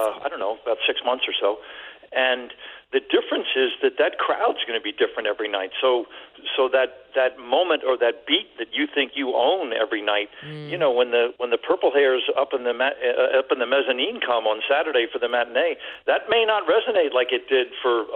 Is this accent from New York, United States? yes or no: yes; New York City, New York, United States; now in Malibu, United States; I grew up in the West Village